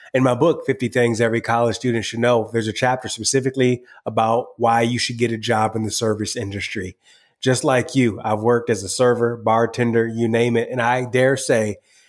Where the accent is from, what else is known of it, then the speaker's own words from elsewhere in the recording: Michigan, United States; I'm from Michigan.